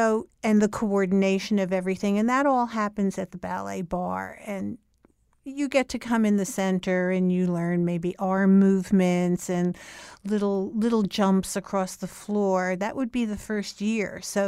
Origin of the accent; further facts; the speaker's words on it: Newark, New Jersey, United States; now in New York, United States; I grew up in Newark, New Jersey, and I lived there until I was 24 years old.